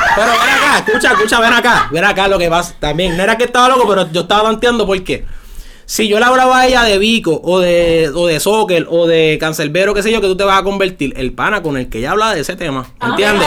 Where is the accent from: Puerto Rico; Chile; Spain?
Puerto Rico; San Juan; also born or lived in San Germán; yo vivía en San Juan